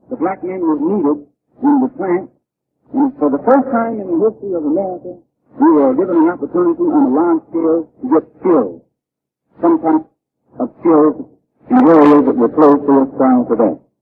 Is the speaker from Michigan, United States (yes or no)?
yes; Michigan, United States; I grew up in Michigan, which is the north.